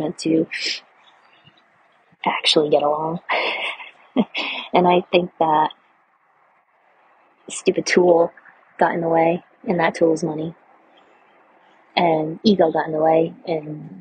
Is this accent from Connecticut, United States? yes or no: no; Rhode Island, United States; I'm from Rhode Island. It's like the freaking pinky fingernail of the United States.